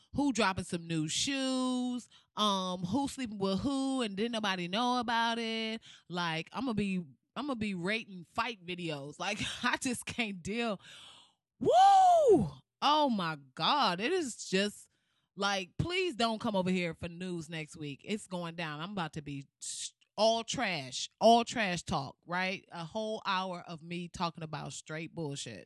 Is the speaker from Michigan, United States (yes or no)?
yes; Flint, Michigan, United States; Flint, my hometown, my home city